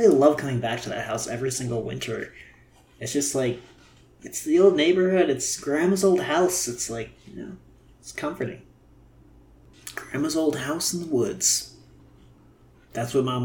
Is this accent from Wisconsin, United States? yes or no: yes; Milwaukee, Wisconsin, United States; now in Los Angeles, United States; back home